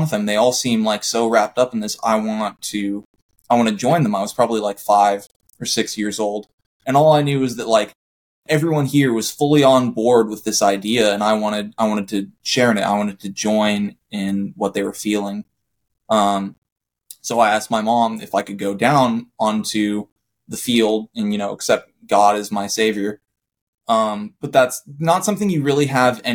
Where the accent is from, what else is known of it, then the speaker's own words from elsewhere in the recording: Vista, California, United States; I grew up in Vista, California.